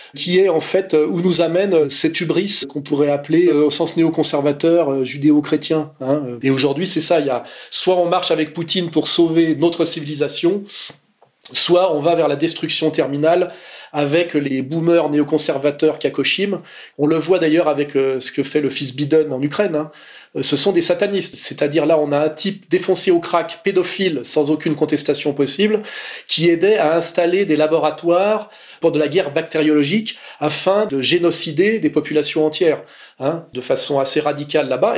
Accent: France; on est français

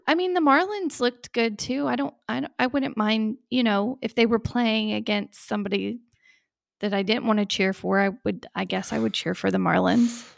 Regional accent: Texas, United States; now in Miami, United States; we're from Texas too

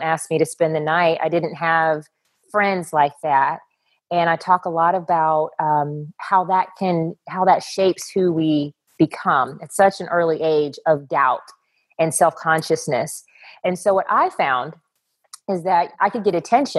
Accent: Texas, United States; I grew up in Texas, and Texas is the pageant capital of the world

